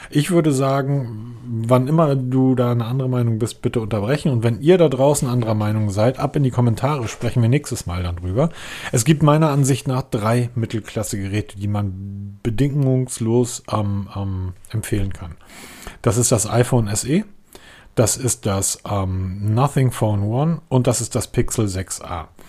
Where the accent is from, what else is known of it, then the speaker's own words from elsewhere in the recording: Northern Germany, Germany; als Norddeutscher